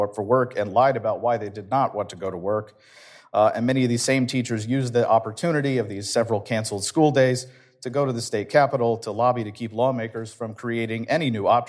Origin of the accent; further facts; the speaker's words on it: Louisville, Kentucky, United States; my home state, particularly in my hometown of Louisville